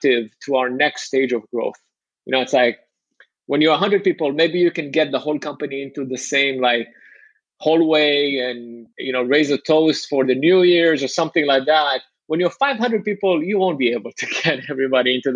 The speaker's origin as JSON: {"language": "English", "country": "Israel", "moved": "yes", "said": "I'm from Israel"}